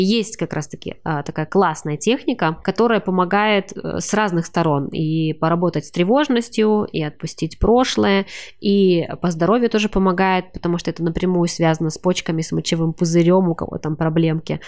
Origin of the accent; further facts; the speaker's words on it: Kazakhstan; я из Казахстана